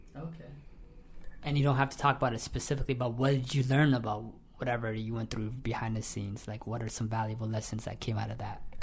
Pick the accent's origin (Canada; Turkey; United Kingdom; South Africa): Canada; London, Ontario; moved away as an adult; now in Toronto, Canada; I am originally from London, Ontario. I just moved to Toronto two years ago